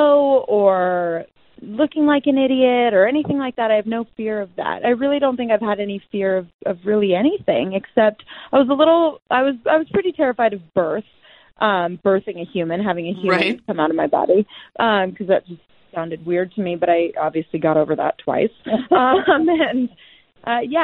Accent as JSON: {"language": "English", "region": "California", "country": "United States", "tie": "born or raised there", "said": "I grew up in California."}